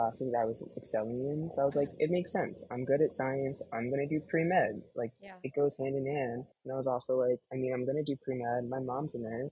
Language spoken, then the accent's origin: English; right outside of Philly, Pennsylvania, United States; now in Chicago, United States; I was born and raised right outside of Philly, currently living in Chicago now.